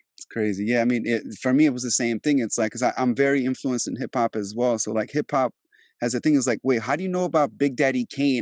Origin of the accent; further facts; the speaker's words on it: Albania; moved away; also born or lived in DMV area, Virginia / New York; I'm originally from Europe, I'm Albanian